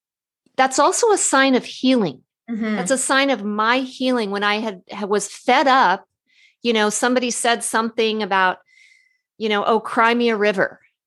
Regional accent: California, United States; She's a Canadian. I'm a Californian.

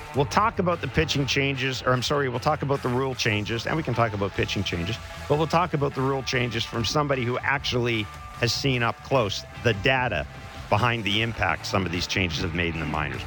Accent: Manitoba, Canada; I'm from Manitoba

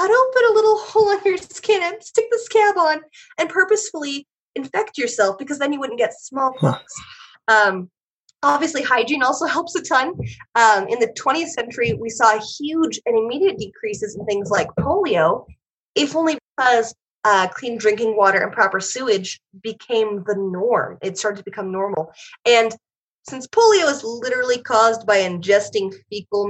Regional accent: Oregon, United States; I was born in Oregon

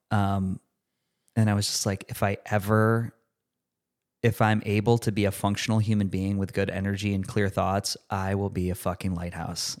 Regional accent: Rochester, New York, United States; moved away; a new hospital in my hometown, University of Rochester, Strong Memorial Hospital.

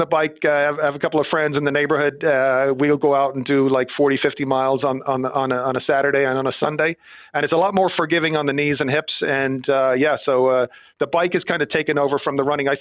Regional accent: Ireland; moved away as an adult; also born or lived in Villanova, Pennsylvania; I grew up in Ireland

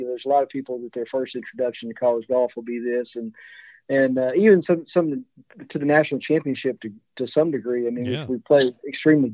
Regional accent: Calhoun City, Mississippi, United States; now in Houston, United States; I grew up in Calhoun City

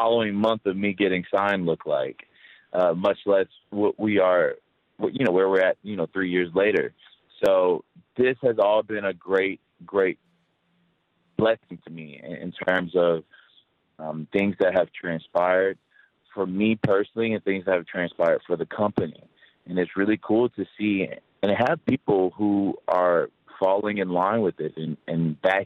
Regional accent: United States; especially as an American

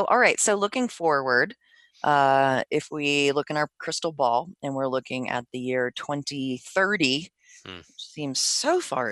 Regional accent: DC area, Maryland, United States; moved away; I was from the East Coast in Maryland, DC area

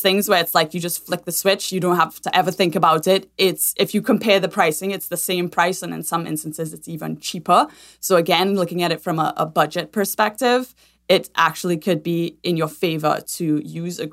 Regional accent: Trinidad & Tobago; moved away as an adult; now in United States; I'm originally from Trinidad and Tobago, born and raised there, and have lived in the States for about 15 years.

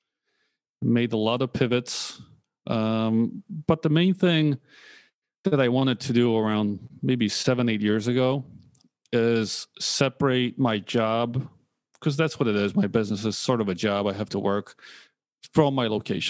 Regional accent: Poland; moved away; also born or lived in United States; I was born in Poland

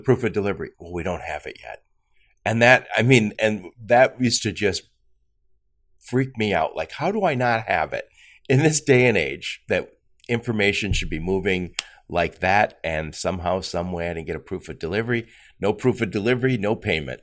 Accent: Dearborn, Michigan, United States; I'm from Dearborn

